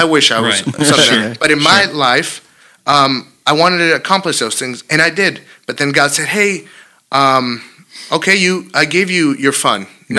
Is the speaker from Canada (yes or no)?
no; California, United States; moved away as an adult; also born or lived in Vicenza, Italy; I wanted to just leave my hometown. I wanted to leave amazing California